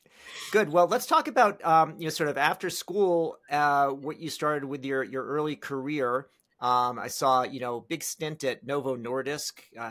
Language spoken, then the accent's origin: English; Maryland, United States; I grew up in Maryland, and it was like, it's in Maryland and upstate New York.